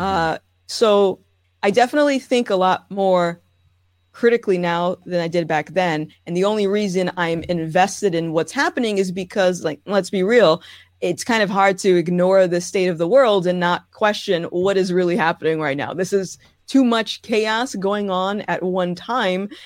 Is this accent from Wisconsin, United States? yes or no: no; Rhode Island, United States; I am born and raised in Rhode Island.